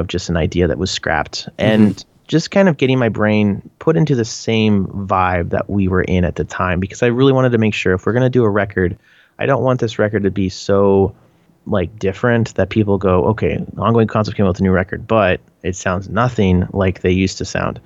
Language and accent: English; Canada; accent: Canadian; my Canadian accent